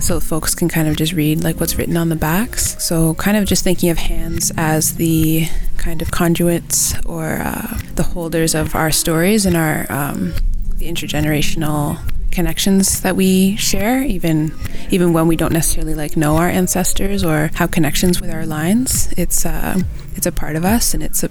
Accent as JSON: {"language": "English", "town": "Markham", "region": "Ontario", "country": "Canada", "tie": "born or raised there", "said": "I grew up just outside of Toronto, a place called Markham"}